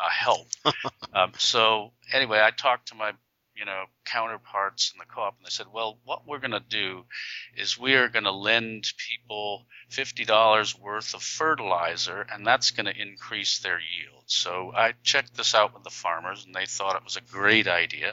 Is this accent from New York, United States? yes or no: yes; New York City, New York, United States; I was born in New York City